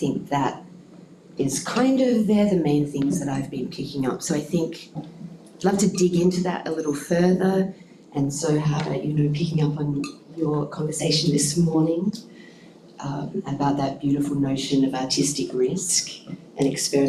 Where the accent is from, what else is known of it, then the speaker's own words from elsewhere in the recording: Western Australia, Australia; As a community, as a sector, as West Australian makers.